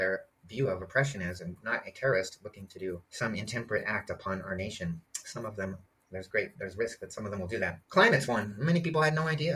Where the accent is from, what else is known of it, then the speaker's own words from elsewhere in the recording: Portland, Oregon, United States; moved away; my hometown of Portland